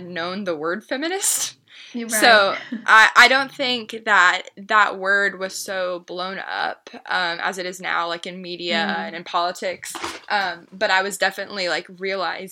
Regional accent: Lexington, Kentucky, United States; I was born and raised in Lexington, where I am still.

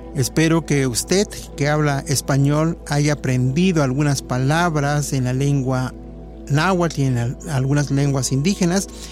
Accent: Mexico; como mexicanos

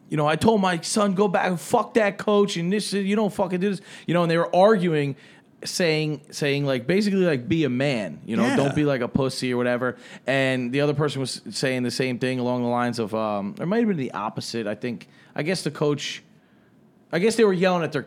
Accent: New York, United States; I come from New York.

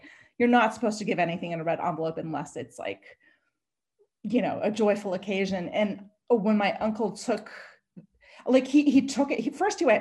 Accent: Texas, United States; also born or lived in Shanghai; growing up in Texas, my dad, you know, he had two very vocal daughters

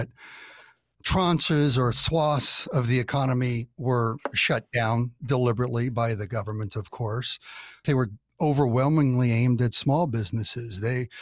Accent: California, United States; I'm from California, grew up here

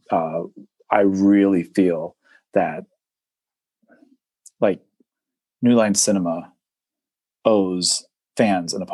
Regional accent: Japan; when I was growing up in {S0} Japan, {S1} and I was watching these films, when I saw Richard, I'm like, I see someone like me.

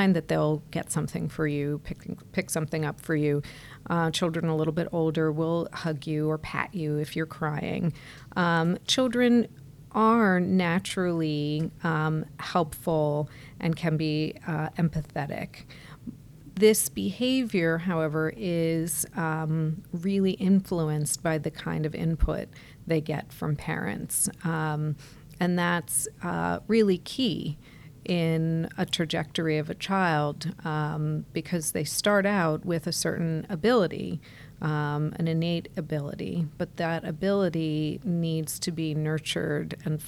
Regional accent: New York area, United States; moved away as an adult; also born or lived in United Kingdom; now in South Florida, United States; Well, I'm originally from the New York area.

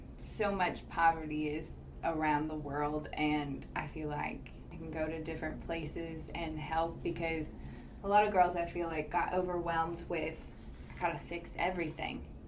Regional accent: Winchester, Kentucky, United States; growing up in Winchester, Kentucky, to playing tennis at the University of Kentucky

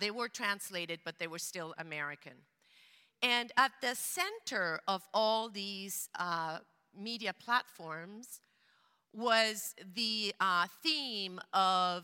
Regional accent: Venezuela; English is a second language; moved away as an adult; now in Portland, United States; I grew up in Venezuela in a bilingual household, Spanish, German.

